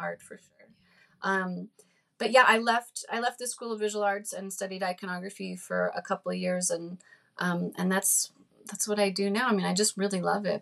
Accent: New Jersey, United States; growing up in New Jersey

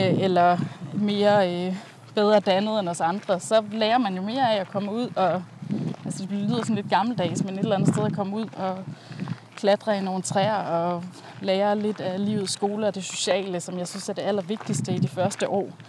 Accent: Langeland, Southern Denmark, Denmark; moved away as an adult; also born or lived in London; jeg har jo haft min barndom på Langeland

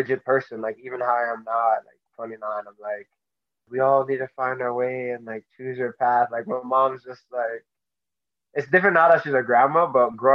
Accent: Mississauga, Ontario, Canada; I grew up in Mississauga, Ontario

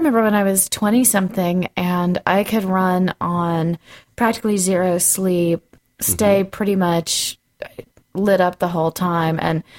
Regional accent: the South, United States; I'm from the South, and when it comes to New Year's, we have black eyed peas for good luck all year.

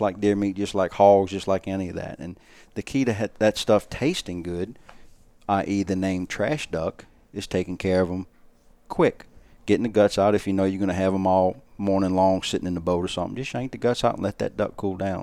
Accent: South Louisiana, United States; growing up in South Louisiana around Venice

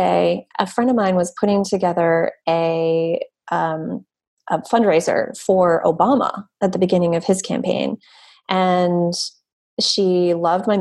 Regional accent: East Coast, United States; moved away as an adult; also born or lived in New York; my family and the environment that I was raised in the East Coast, which is more conservative

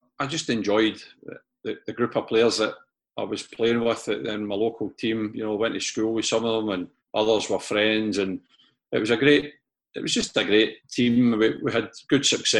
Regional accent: East Kilbride, Scotland, United Kingdom; also born or lived in Glasgow; We moved from Glasgow out to East Kilbride when I was about eight, and I joined a local club, EKYC

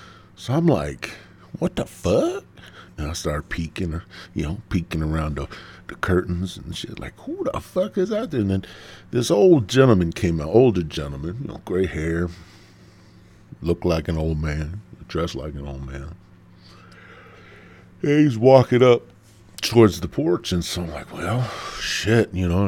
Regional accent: Midwest, United States; I'm from the Midwest

